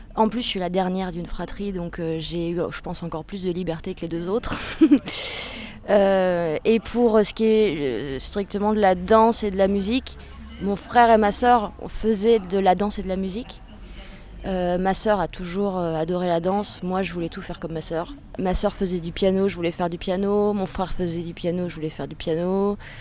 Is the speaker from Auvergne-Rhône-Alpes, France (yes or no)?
no; Charente, Nouvelle-Aquitaine, France; now in Poitiers, France; je suis française née en Charente, j'ai 31 euh, ans. J'ai quitté la Charente pour euh, m'installer à Poitiers